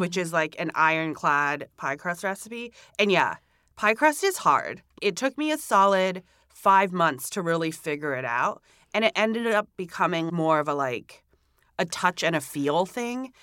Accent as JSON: {"language": "English", "country": "Hong Kong", "tie": "born or raised there", "also_born_or_lived": "Singapore / Savannah, Georgia, United States", "moved": "as an adult", "lives_now": "New York City, United States", "said": "I was born in Singapore, but I grew up in Hong Kong"}